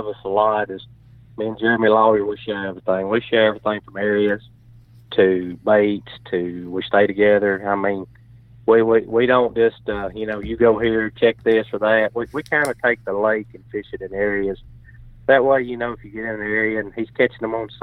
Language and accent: English; North Alabama, United States; growing up in North Alabama